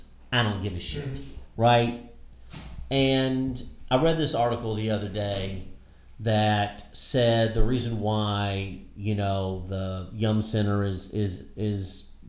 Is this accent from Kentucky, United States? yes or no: yes; Louisville, Kentucky, United States; also born or lived in Harlem, New York; now in New York, United States; I'm from Louisville, Kentucky, and proud to be a Louisville Cardinal.